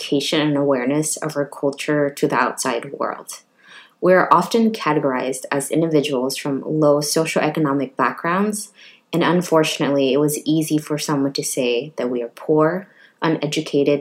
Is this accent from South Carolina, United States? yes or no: no; Richmond, California, United States; now in Oakland, United States; I was raised by refugee parents and the fourth of six children born and raised in Richmond, California